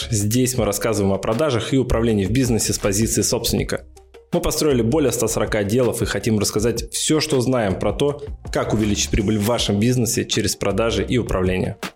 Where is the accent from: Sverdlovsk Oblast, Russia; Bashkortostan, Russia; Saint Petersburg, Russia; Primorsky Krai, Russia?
Bashkortostan, Russia; Ufa; Ну, например, я из Уфы обмениваюсь опытом там, с парнем из Тольятти или там, с Самары, или с Перми.